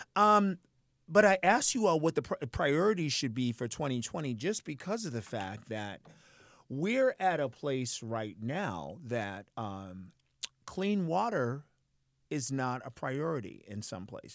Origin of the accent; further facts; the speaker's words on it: Boston, Massachusetts, United States; when I was growing up in Boston in the seventies